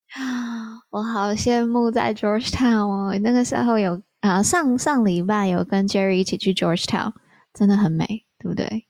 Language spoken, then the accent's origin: Chinese; Taiwan; 我从台湾来